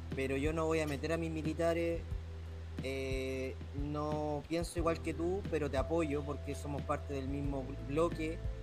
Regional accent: Chile

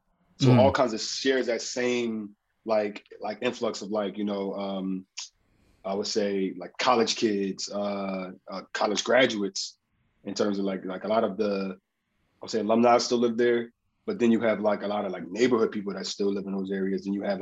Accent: Philadelphia, Pennsylvania, United States; also born or lived in Brooklyn; now in Los Angeles, United States; And then being from Philly, it's kind of like Brooklyn feels like Philadelphia. So it's like, it reminds me of West Philly so much.

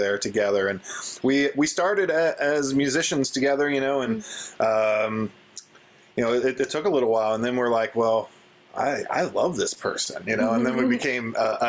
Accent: northern Kentucky, United States; I grew up here in northern Kentucky, where we're calling you from. Yeah, it's basically a suburb of Cincinnati.

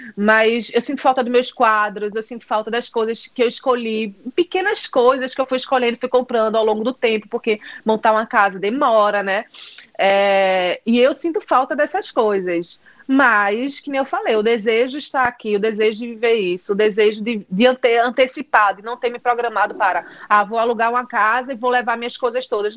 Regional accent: Recife, Pernambuco, Brazil; moved away as an adult; eu tô aqui há um mês mês e meio e morro de saudade de Recife

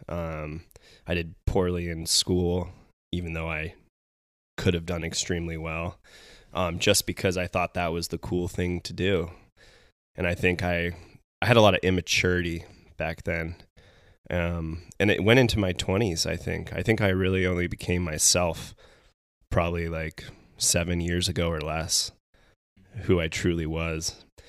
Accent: Carlsbad, California, United States; moved away as an adult; also born or lived in Arizona; now in Bend, Oregon, United States; We grew up in Carlsbad together

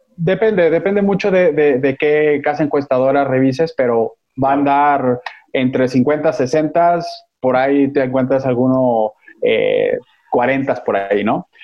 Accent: Jalisco, Mexico; now in Mexico City, Mexico; yo soy jalisciense, aunque actualmente vivo en, en la Ciudad de México

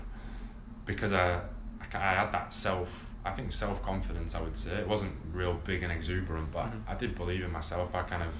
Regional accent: England, United Kingdom; as an English player

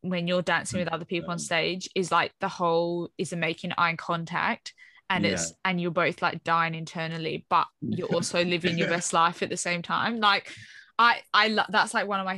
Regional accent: Australia; now in United Kingdom; I grew up in Australia

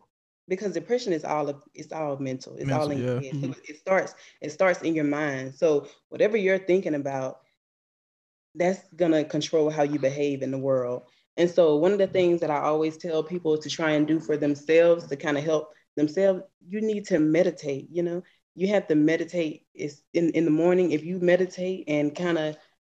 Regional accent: Swainsboro, Georgia, United States; moved away as an adult; now in Atlanta, United States; I'm from Swainsboro, Georgia

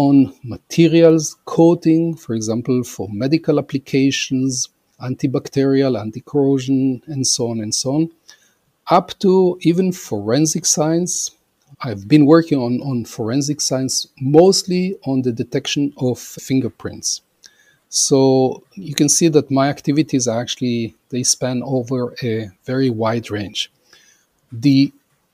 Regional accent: Israel; also born or lived in Argentina / Austin, Texas, United States; I was born in Argentina, immigrated to Israel a long time ago, and actually grew up in Israel

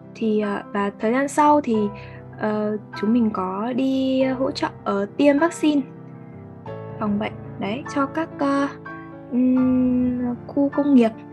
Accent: Northern Vietnam, Vietnam; accent: Northern (miền Bắc); giọng chúng mình miền Bắc

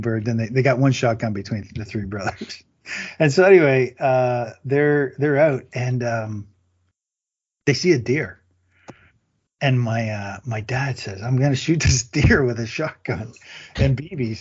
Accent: near Windsor, Ontario, Canada; I grew up in Canada, and I grew up, you know, near Windsor, Ontario, Detroit, Windsor border.

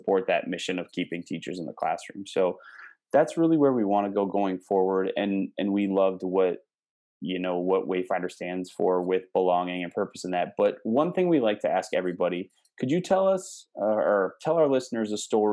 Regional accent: Midwest, United States; accent: Midwestern; moved away as an adult; also born or lived in Houston, Texas; I've gotten back into my Midwest habits. So now I have this weird mix of like Texas slang, but I sound like a Midwesterner saying it

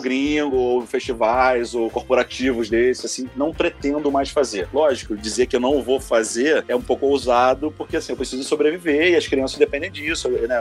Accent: Rio de Janeiro, Brazil; Eu sou carioca carioca talvez que mais ama São Paulo que você conhece

